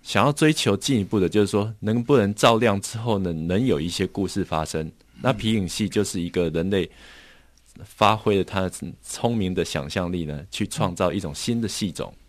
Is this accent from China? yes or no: no; Taiwan; 我们台湾这边